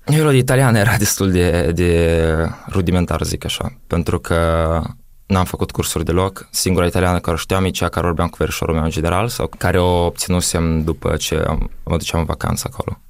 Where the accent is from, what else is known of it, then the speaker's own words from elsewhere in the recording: Moldova; moved away as an adult; also born or lived in Italy; eu sunt din Moldova